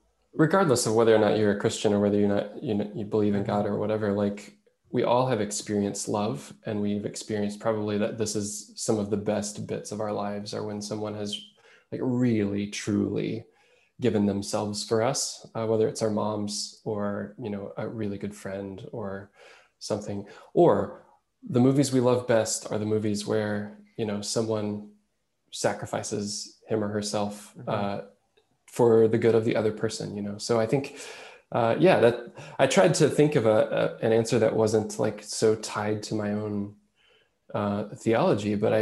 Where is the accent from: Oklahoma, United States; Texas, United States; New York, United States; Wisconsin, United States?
Oklahoma, United States; moved away as an adult; also born or lived in Arkansas / Chicagoland, Illinois; now in Lithuania; I grew up in Oklahoma